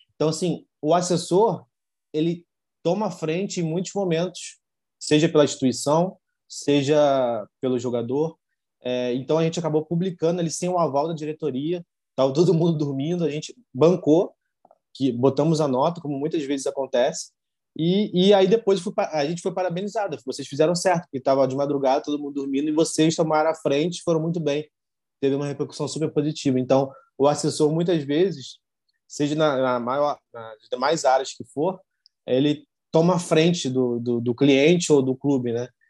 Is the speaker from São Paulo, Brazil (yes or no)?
no; Duque de Caxias, Rio de Janeiro, Brazil; eu venho de Caxias, né, de uma zona que eu posso dizer que, que nunca vi ninguém falar para mim de, jornalismo